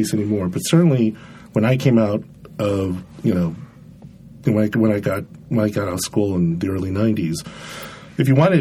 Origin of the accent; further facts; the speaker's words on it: San Diego, California, United States; also born or lived in Los Angeles; I am from California. I was born in L.A., and I grew up mostly in San Diego